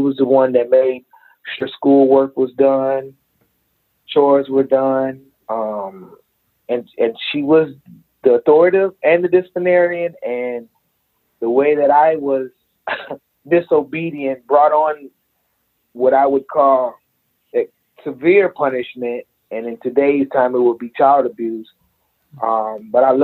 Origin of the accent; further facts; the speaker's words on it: Aurora, Illinois, United States; I grew up in Aurora, Illinois